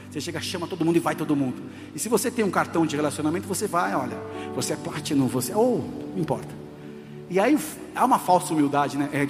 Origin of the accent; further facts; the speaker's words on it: São Paulo, Brazil; moved away as an adult; now in Rio Grande do Sul, Brazil; nasci, fui criado em São Paulo, vim para cá em 2004